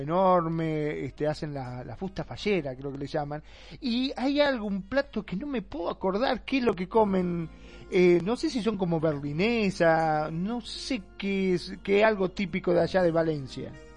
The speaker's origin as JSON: {"language": "Spanish", "country": "Argentina", "said": "el argentino se caracteriza mucho este, donde hablamos automáticamente"}